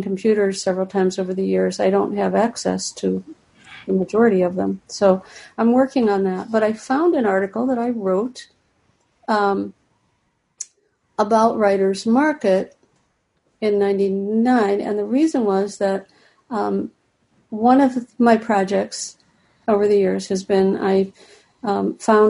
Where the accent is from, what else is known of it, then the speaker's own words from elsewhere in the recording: Ohio, United States; moved away as an adult; also born or lived in Cincinnati, Ohio; now in Florida, United States; I'm from Ohio, and I've lived in Cincinnati all my adult life